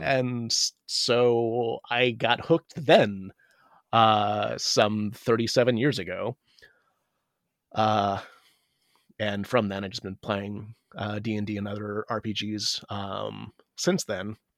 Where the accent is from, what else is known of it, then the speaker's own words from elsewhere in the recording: United States; I'm Asian American